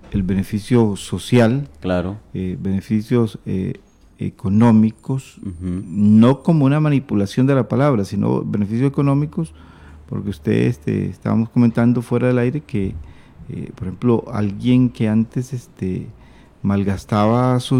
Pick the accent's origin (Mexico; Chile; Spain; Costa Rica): Costa Rica; now in Córdoba, Argentina; soy de Costa Rica, misionera en Córdoba, Argentina.